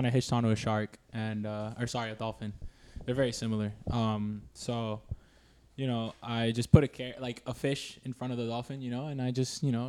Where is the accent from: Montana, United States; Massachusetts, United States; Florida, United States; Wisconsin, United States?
Florida, United States; moved away; I'm from Florida, and I, you know, I went to school at FAU